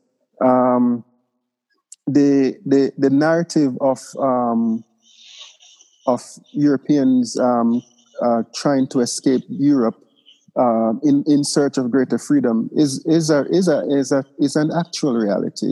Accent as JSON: {"language": "English", "town": "Port Antonio", "region": "Portland", "country": "Jamaica", "tie": "born or raised there", "said": "my hometown of Port Antonio when I was a kid"}